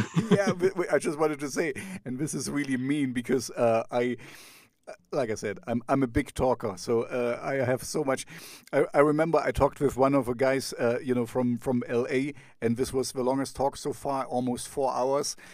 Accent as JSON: {"language": "English", "region": "East Germany", "country": "Germany", "tie": "born or raised there", "said": "I grew up in East Germany"}